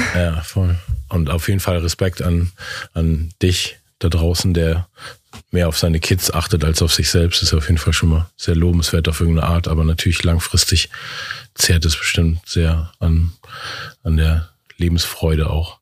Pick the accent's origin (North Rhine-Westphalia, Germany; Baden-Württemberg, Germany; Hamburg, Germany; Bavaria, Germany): Hamburg, Germany; in Eppendorf, in dem Viertel, wo ich aufgewachsen bin